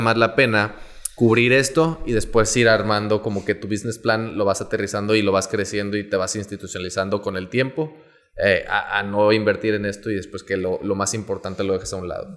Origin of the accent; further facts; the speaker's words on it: Veracruz, Mexico; moved away as an adult; now in Monterrey, Mexico; soy originario de Veracruz. Eh, yo llegué a Monterrey aproximadamente en el 2008